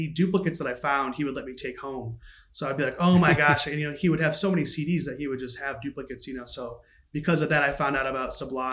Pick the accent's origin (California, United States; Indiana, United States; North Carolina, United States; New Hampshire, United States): Indiana, United States; Northern; moved away as an adult; now in Chicago, United States; I'm from Northern Indiana